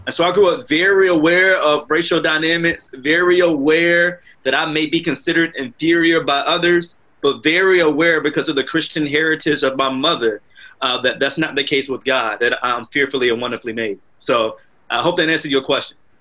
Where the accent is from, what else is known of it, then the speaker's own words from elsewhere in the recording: Southeast Virginia, United States; as an African American man, I grew up in Southeast uh, Virginia